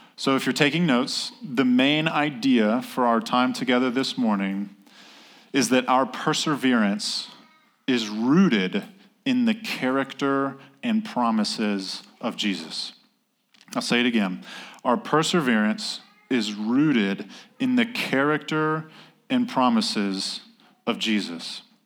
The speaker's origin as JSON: {"language": "English", "region": "North Carolina", "country": "United States", "said": "I'm from North Carolina"}